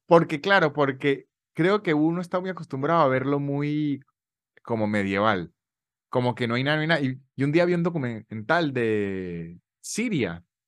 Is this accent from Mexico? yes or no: no; San Cristóbal, Táchira, Venezuela; now in Argentina; Y yo soy muy de los Andes.